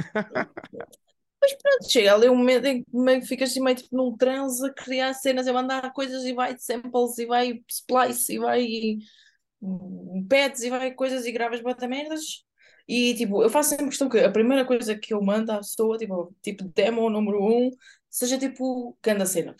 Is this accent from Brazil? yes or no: no; Évora, Alentejo, Portugal; moved away; lá em Évora onde eu cresci